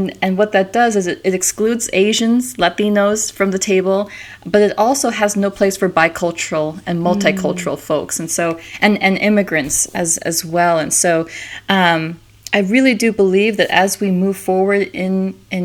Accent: Minnesota, United States; also born or lived in South Carolina; I was born in South Carolina, but then grew up in Minnesota

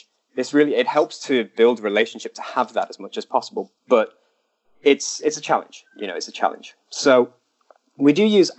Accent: United Kingdom; moved away as an adult; now in China; I'm British

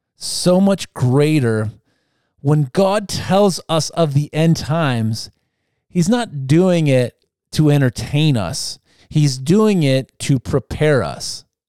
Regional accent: United States; I like being an Amer-, American too

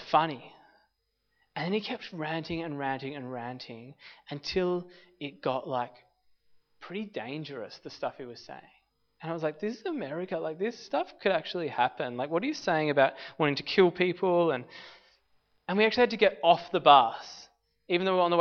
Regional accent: Australia

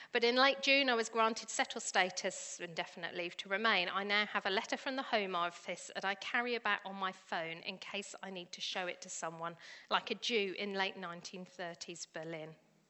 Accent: United Kingdom; also born or lived in Colombia / Spain / New Zealand; So I am the product of these two, so I can say that I am also very, very British. Having said that, I have been an immigrant myself three times, although as I am white British, I'm not an immigrant, I'm an expat.

